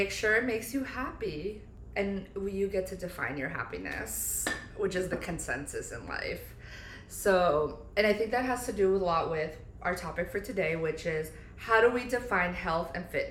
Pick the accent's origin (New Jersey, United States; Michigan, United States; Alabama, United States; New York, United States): New Jersey, United States; moved away as an adult; also born or lived in Pennsylvania; now in Florida, United States; moving from New Jersey where we grew up